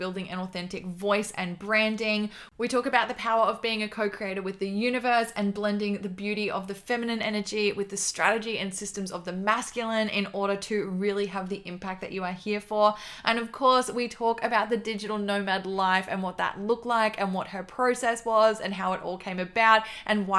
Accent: Melbourne, Victoria, Australia; We are both from Melbourne in Australia

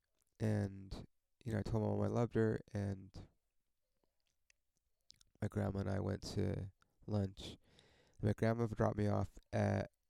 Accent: Ontario, California, United States; I fucking grew up in Ontario

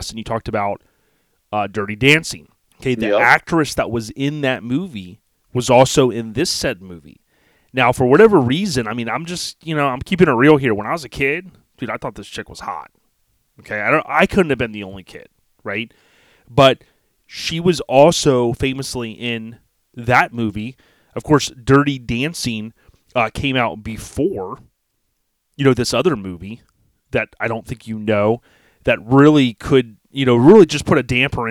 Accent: Land O'Lakes, Florida, United States; I grew up in Land O'Lakes

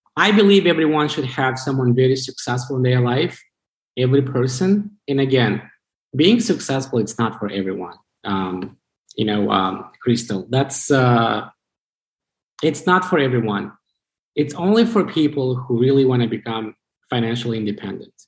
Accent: Chisinau, Moldova; English is a second language; moved away as an adult; also born or lived in Vermont, United States; now in United States; So I was born in Chisinau, uh, the capital of the country.

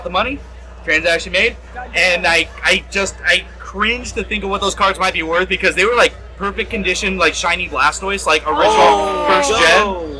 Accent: San Diego, California, United States; I'm born and raised San Diego.

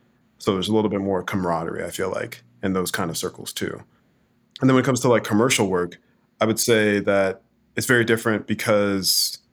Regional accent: Kansas City, Missouri, United States; going to local writing events and things like that growing up in Kansas City, Missouri, that was my initial start into the arts

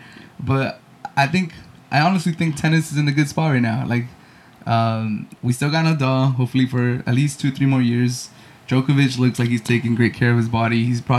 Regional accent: San Diego, California, United States; growing up in San Diego

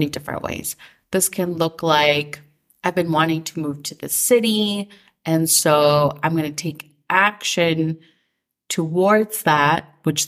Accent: Minnesota, United States; growing up in Minnesota

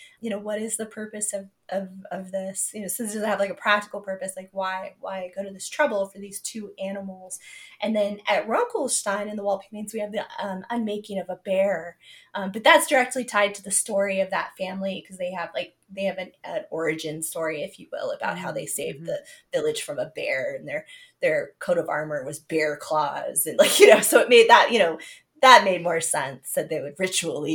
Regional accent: Southern Arizona, United States; I'm from Southern Arizona and we have javelina

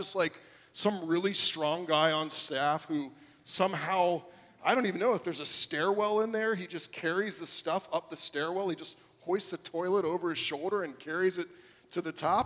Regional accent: South Florida, United States; I grew up here in South Florida

